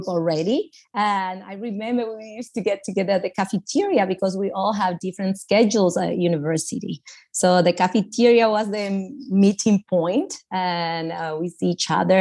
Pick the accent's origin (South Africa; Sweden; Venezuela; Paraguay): Paraguay; English is a second language; moved away as an adult; also born or lived in Kansas, United States / Brazil; now in Germany; I've been born and raised in Paraguay